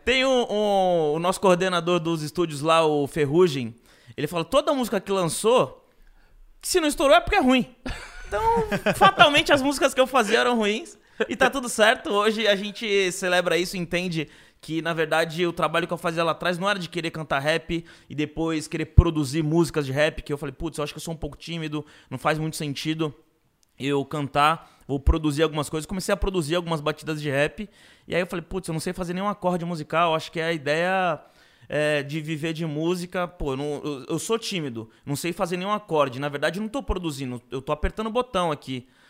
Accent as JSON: {"language": "Portuguese", "town": "Guarujá", "region": "São Paulo", "country": "Brazil", "tie": "born or raised there", "moved": "yes", "lives_now": "São Paulo, Brazil", "said": "quando eu morava no Gorujá, quando eu cresci no Gorujá"}